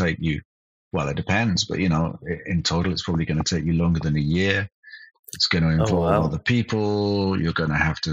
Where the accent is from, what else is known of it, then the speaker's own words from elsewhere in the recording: United Kingdom; moved away as an adult; also born or lived in Cologne, Germany; now in Berlin, Germany; I'm British, but I moved to Germany in 2001.